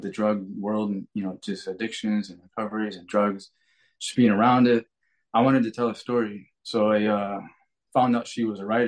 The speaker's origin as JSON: {"language": "English", "town": "Detroit", "region": "Michigan", "country": "United States", "said": "I'm from Michigan, Detroit area"}